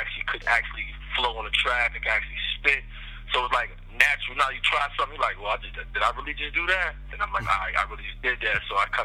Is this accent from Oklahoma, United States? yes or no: no; New York City, New York, United States; moved away; also born or lived in Jacksonville, Florida / New Orleans, Louisiana; I'm from Harlem.